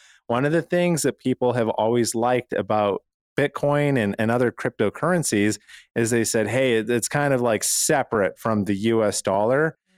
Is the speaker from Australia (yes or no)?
no; Canada; now in United States; And you know, I moved from Canada where it's very difficult to own a firearm and shoot.